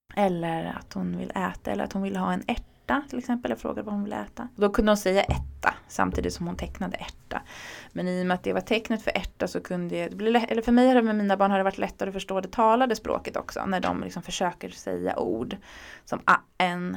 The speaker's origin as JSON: {"language": "Swedish", "town": "Örebro", "region": "Örebro County", "country": "Sweden", "tie": "born or raised there", "moved": "yes", "lives_now": "Stockholm, Sweden", "said": "Jag är uppvuxen i Örebro"}